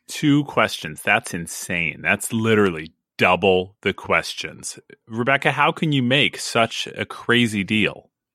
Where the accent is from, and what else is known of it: Sacramento, California, United States